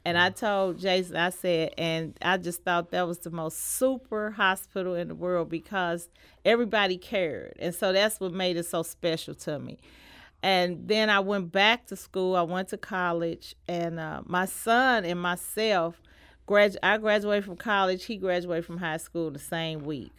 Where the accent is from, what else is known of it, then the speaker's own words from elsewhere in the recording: St. Louis, Missouri, United States; I was born in Saint Louis and I was raised in Saint Louis, in North Saint Louis